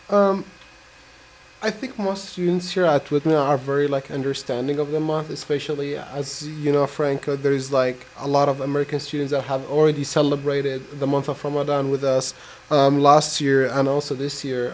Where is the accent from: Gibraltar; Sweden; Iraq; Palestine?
Iraq; now in United States; I come from Iraq.